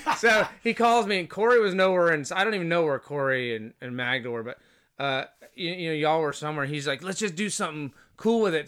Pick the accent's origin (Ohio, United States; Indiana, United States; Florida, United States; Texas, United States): Florida, United States; Fort Walton Beach; moved away as an adult; also born or lived in Boston / Honolulu / San Francisco; now in Los Angeles, United States; I grew up in Fort Walton, uh, from elementary school to high school